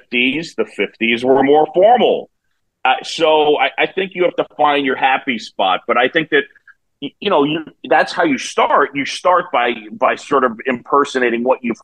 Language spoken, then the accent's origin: English; New York City, New York, United States; moved away; I grew up in New York City